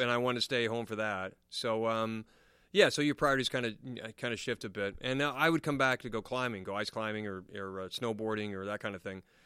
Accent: United States; now in England, United Kingdom; I'm American

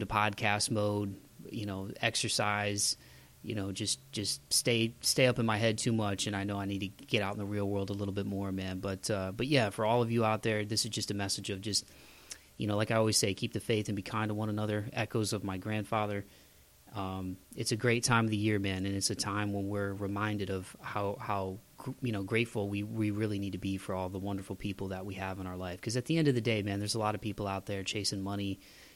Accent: Ohio, United States; growing up in the Midwest in Ohio

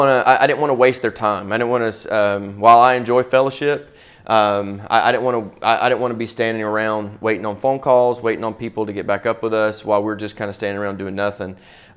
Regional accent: Pensacola, Florida, United States; I'm from Pensacola, Florida.

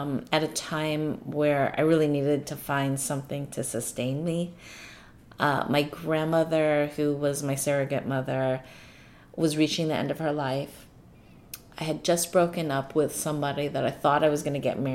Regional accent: New York City, New York, United States; my hometown

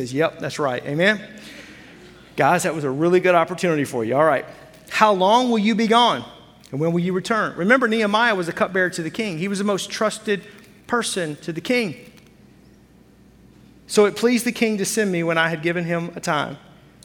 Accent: Fort Smith, Arkansas, United States; now in Wisconsin, United States; I grew up in Fort Smith, Arkansas, the town about the size of Appleton

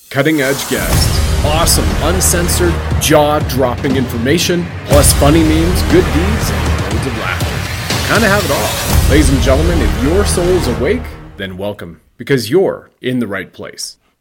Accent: Canada

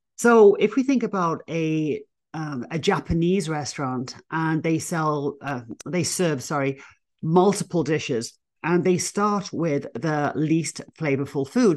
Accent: England, United Kingdom; moved away as an adult; now in United States; me being English

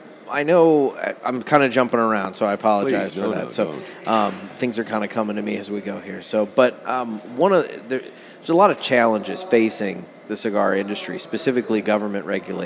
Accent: Illinois, United States; we come from Illinois

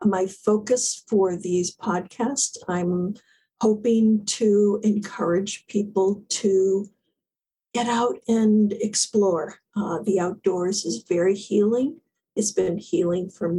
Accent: South Florida, United States; moved away as an adult; now in New England, United States; I grew up in South Florida

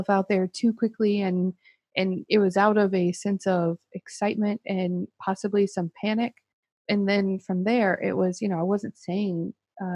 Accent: Baton Rouge, Louisiana, United States; also born or lived in Chicago; now in Lafayette, United States; I'm originally from Baton Rouge

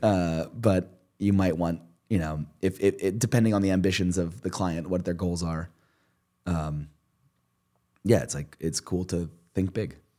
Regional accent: Princeton, New Jersey, United States; I grew up in Princeton

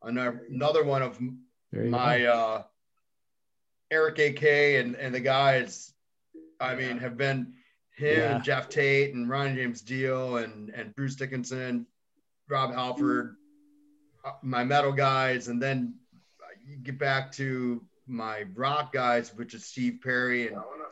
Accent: Philippines; I'm Filipino, so I like fish.

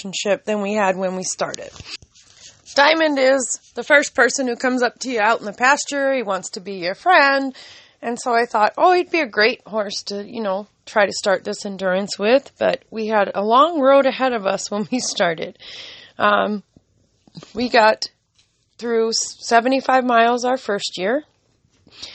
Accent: California, United States; now in Minnesota, United States; I am from California

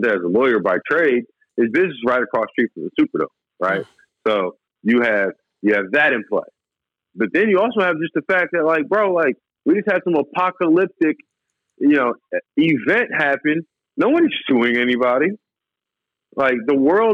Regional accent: Mandeville, Louisiana, United States; also born or lived in New Orleans, United States / Michigan, United States; now in Los Angeles, United States; I was born in New Orleans. I went to school in the city, but I lived in a small town called Mandeville

